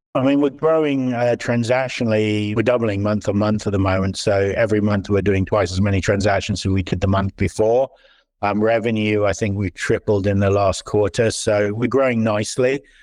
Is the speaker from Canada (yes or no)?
no; Switzerland; also born or lived in London / San Francisco Bay Area; now in Silicon Valley, United States; I moved here eight years ago. Before that, I was in London, and then I was brought up in Switzerland.